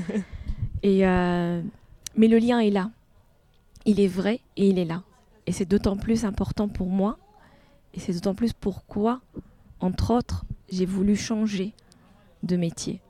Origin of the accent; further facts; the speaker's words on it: Tunisia; moved away as an adult; now in France; Une fois que j'ai quitté la Tunisie